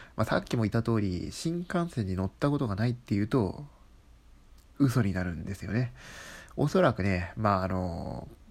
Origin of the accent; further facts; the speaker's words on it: Kanto, Japan; 僕は関東人なんですね